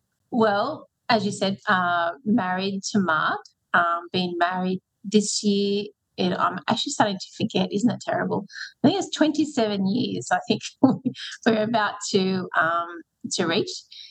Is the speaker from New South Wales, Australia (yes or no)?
yes; Newcastle, New South Wales, Australia; moved away as an adult; also born or lived in Sydney, Australia; now in Western Sydney, Australia; I moved to Western Sydney when I married Mark, who's a Western Sydney boy. And I came originally from Newcastle, and I came to Sydney to go to university.